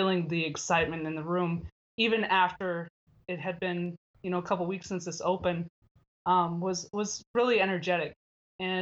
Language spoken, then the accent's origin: English; Minnesota, United States; moved away as an adult; now in Lompoc, United States; I'm originally from Minnesota